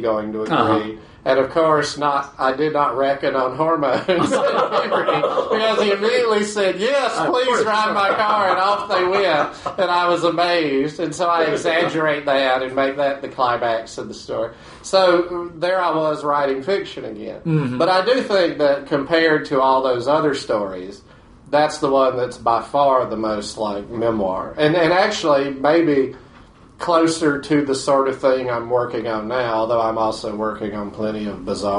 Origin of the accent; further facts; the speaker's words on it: Batesburg, South Carolina, United States; my hometown library in Batesburg, South Carolina